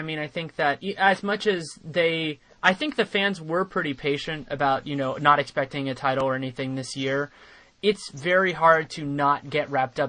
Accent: Bay Area, California, United States; I'm born and raised in the Bay Area

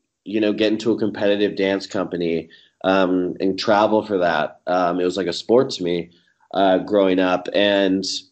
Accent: Kansas City, United States; moved away as an adult; now in Los Angeles, United States; I grew up in Kansas City.

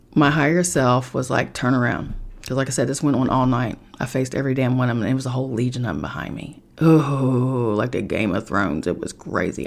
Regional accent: Charleston, West Virginia, United States; moved away; I am from Charleston, West Virginia

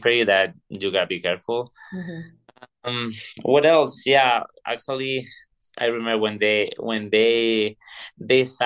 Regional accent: Segovia, Castile and León, Spain; English is a second language; moved away as an adult; now in Minnesota, United States; I'm from Segovia. It's like a small city close to Madrid

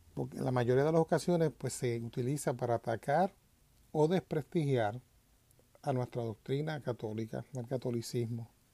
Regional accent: Puerto Rico; moved away; yo vengo de Puerto Rico, en Puerto Rico pues esa palabra cristiano para el tiempo que yo me criaba o que vivía en Puerto Rico no existía

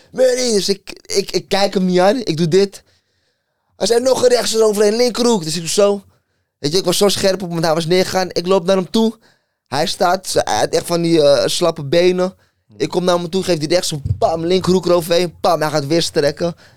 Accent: Amsterdam, North Holland, Netherlands; hij komt ook uit Noord, ik ook. Ik kwam uit Molenwijk

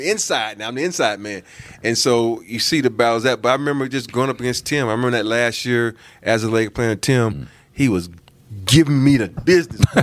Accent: the South, United States; I'm from the South

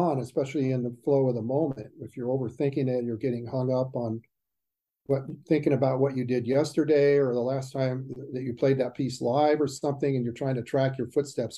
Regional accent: Southern California, United States; as a young guy growing up in Southern California

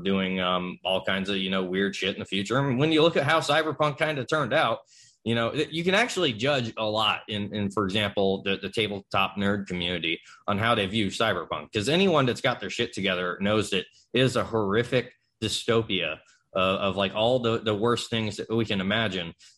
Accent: Florida, United States; growing up in Florida

